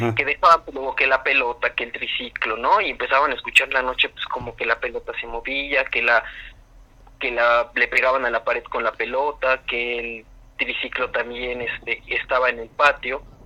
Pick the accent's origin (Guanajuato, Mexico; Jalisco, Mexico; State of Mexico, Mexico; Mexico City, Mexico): State of Mexico, Mexico; San Rafael; yo soy del Estado de México, de una zona que está cerca de los volcanes del Iztaccíhuatl y el Popocatépetl.